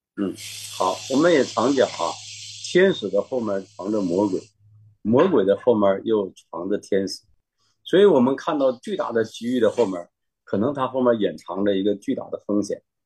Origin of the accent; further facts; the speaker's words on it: China; moved away as an adult; now in Sydney, Australia; 我在那个村里就是一个大陆人